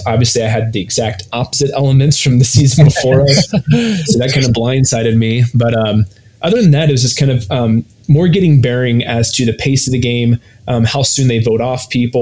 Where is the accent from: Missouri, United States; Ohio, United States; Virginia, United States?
Ohio, United States; I grew up in Ohio